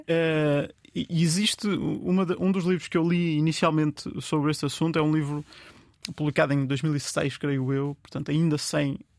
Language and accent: Portuguese; Vieira de Leiria, Centro, Portugal; moved away; eu sou de Leiria e, e gosto muito, sou da Vieira de Leiria, gosto muito, volto lá montes de vezes